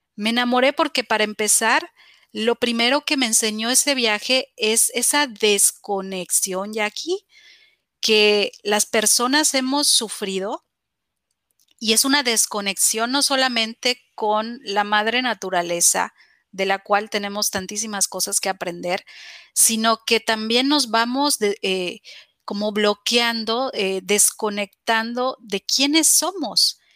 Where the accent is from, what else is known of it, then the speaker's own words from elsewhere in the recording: Mexico; en mi país